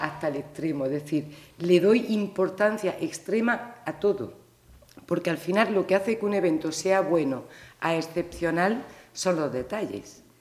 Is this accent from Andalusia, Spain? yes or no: yes; Granada, Andalusia, Spain; moved away as an adult; also born or lived in Pontevedra; now in Vilaboa, Spain; me siento muy orgullosa de haber nacido en, en Granada